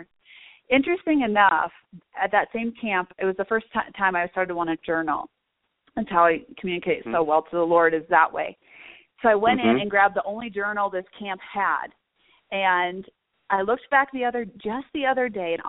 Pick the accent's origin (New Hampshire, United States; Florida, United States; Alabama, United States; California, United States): California, United States; Southern; I'm from Southern California